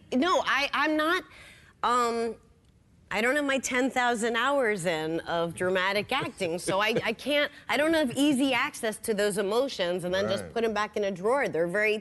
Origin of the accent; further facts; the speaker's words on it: New Hampshire, United States; I grew up in New Hampshire